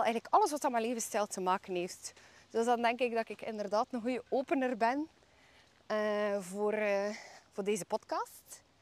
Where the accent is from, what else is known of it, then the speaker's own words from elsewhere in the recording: Bruges, Flanders, Belgium; ik ben eh, geboren en getogen in Brugge